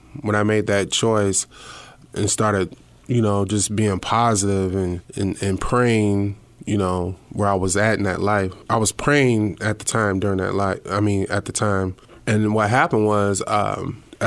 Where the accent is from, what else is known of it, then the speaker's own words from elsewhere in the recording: Fort Dodge, Iowa, United States; moved away; growing up in Fort Dodge